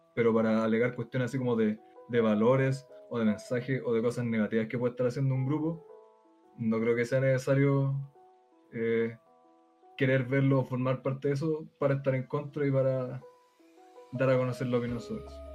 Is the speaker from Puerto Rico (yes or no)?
no; Chile; soy chileno, y me voy a vivir de año a Argentina